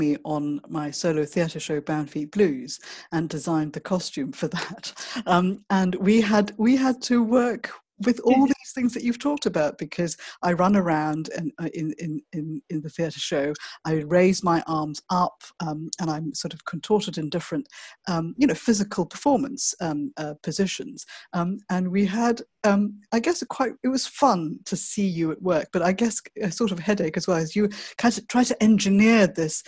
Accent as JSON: {"language": "English", "country": "Malaysia", "tie": "born or raised there", "said": "growing up in Malaysia"}